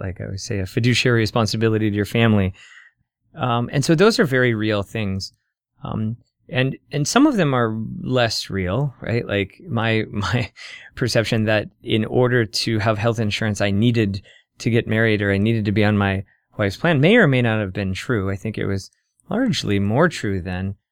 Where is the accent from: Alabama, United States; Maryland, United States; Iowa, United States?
Iowa, United States; Council Bluffs; now in Omaha, United States; I grew up in Iowa, uh, mostly, uh, in Council Bluffs.